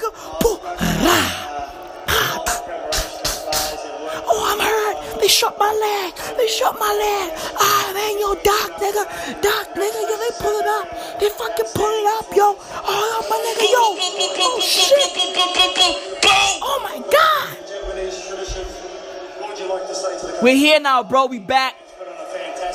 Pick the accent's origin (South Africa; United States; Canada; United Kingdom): South Africa; me as a South African kid